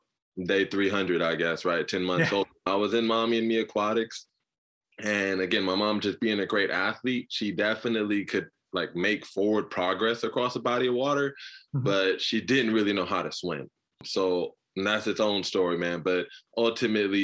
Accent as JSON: {"language": "English", "town": "Inglewood", "region": "California", "country": "United States", "tie": "born or raised there", "said": "Cedar Sinai, Inglewood, California, my whole life."}